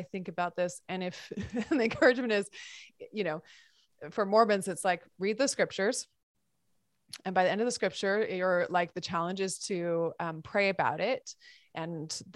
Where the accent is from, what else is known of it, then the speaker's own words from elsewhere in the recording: Montana, United States; I grew up in Montana